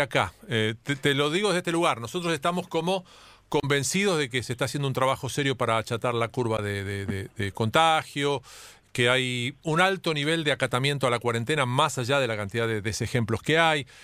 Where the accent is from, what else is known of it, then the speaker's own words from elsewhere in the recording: Argentina; nosotros los argentinos